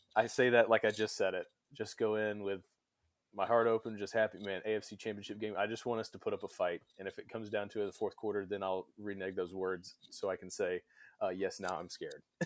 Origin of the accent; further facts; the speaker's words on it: Irving, Texas, United States; now in Midland, United States; I grew up in Irving, Texas